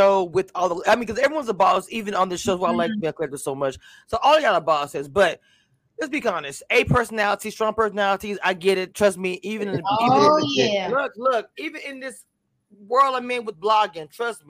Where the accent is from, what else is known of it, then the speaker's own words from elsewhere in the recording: Louisiana, United States; now in Texas, United States; I am from Louisiana. Originally, I live in Texas.